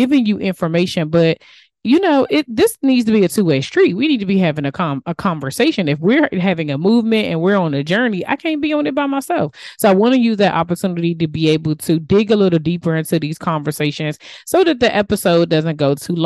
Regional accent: DMV, United States; accent: DMV; my DMV accent

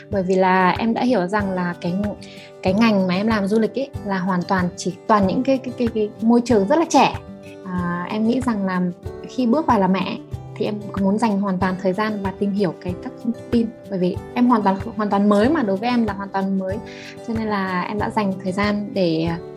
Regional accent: Ukraine; Vietnamese is a second language; now in Hanoi, Vietnam; và sinh ra và lớn lên ở Ukraine. Hiện đang sống ở Hà Nội cùng với uh, ba mẹ chồng

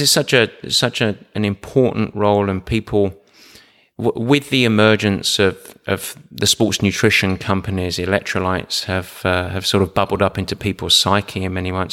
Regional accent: England, United Kingdom; I'm English

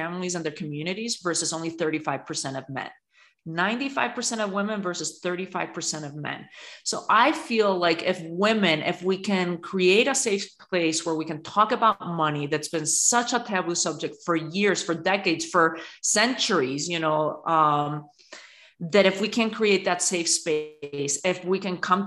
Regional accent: Spain; now in United States; I was born and raised in Spain at the end of a dictatorship in a very patriarchal country

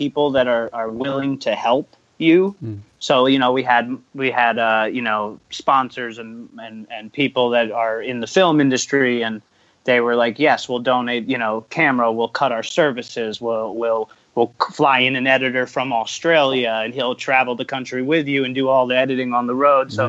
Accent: Florida, United States; now in California, United States; originally we're from Florida, but, you know, out here in California.

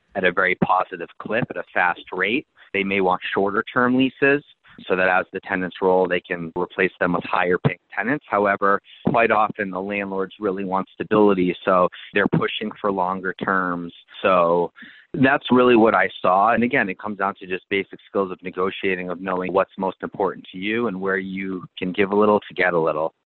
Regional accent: Boston, Massachusetts, United States; moved away as an adult; now in Phoenix, United States; I grew up in Boston

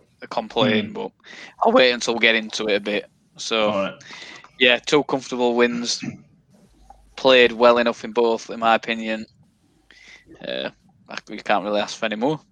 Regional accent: England, United Kingdom; We're typical English

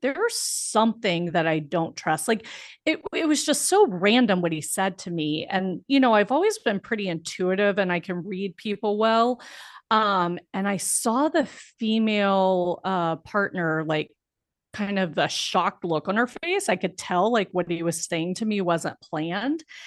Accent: Biloxi, Mississippi, United States; moved away as an adult; I grew up in Biloxi, Mississippi, which is a small town in Mississippi right on the Gulf of Mexico.

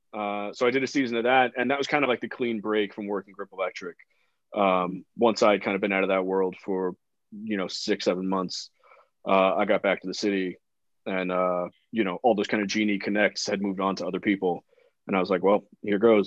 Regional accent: New York City, New York, United States; I grew up in New York City. I grew up in the Bronx

